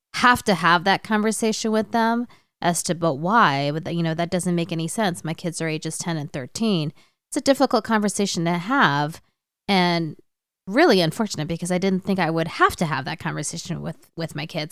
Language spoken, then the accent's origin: English; United States; also born or lived in Hong Kong; my sister and I are the first generation of our family to be born in the U S